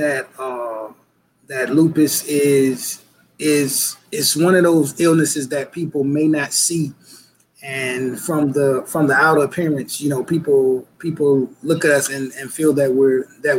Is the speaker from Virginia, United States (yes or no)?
yes; Portsmouth, Virginia, United States; I was born and raised in Portsmouth, Virginia.